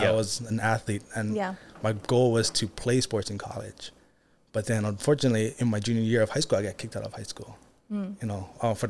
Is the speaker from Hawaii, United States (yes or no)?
yes; Kailua, Hawaii, United States; Born and raised in Kailua, Oahu. Mm-hmm. Grew up around the beach. You know, family was always about the Hawaiian culture.